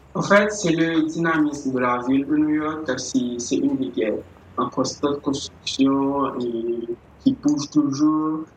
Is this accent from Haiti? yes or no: yes; Haiti; je suis né à Haïti